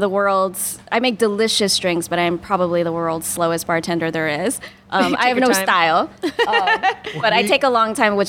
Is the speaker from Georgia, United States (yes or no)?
yes; Georgia, United States; now in Los Angeles, United States; I grew up in Georgia